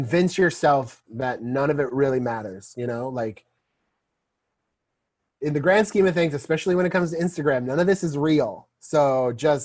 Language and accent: English; Missouri, United States; we're both from Missouri